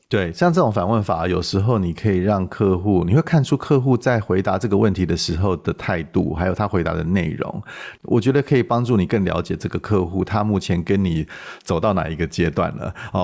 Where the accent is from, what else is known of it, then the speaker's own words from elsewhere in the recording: Taiwan; 我们台湾人常喜欢讲一句话